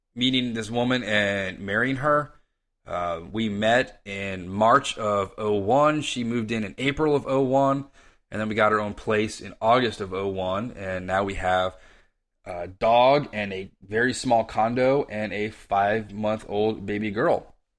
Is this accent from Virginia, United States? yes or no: yes; Reston, Virginia, United States; now in Arlington, United States; I was born and raised in Reston, Virginia, and lived there till my wife and I moved to Ballston